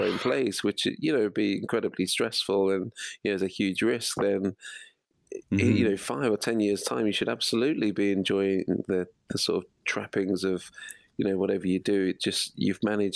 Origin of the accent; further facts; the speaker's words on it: Midlands, United Kingdom; now in Wilmslow, United Kingdom; I'm from the Midlands